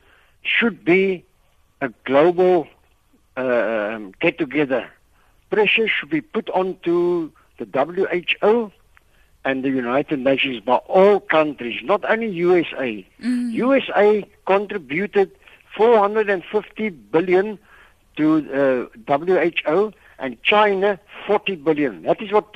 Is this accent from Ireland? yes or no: no; Cape Town, Western Cape, South Africa; I'm also from Cape Town.